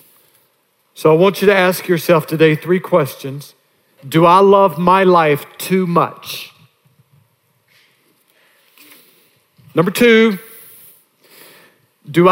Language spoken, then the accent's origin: English; North Augusta, South Carolina, United States; my hometown of North Augusta